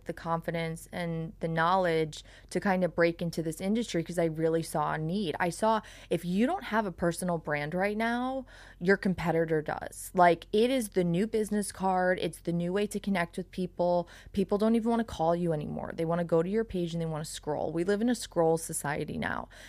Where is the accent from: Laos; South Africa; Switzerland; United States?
United States; Long Island, New York; now in South Florida, United States; I'm from Long Island.